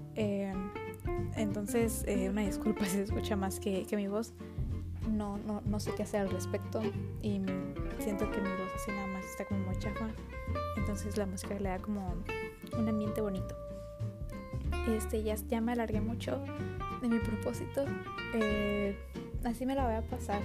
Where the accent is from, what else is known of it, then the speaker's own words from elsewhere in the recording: Baja California, Mexico; Tengo 16 años, soy de Baja California.